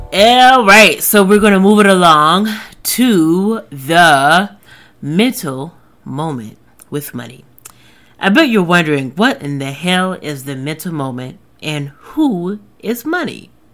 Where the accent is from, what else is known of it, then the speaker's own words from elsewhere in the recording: the South, United States; I am from the South. I've lived in the South my whole life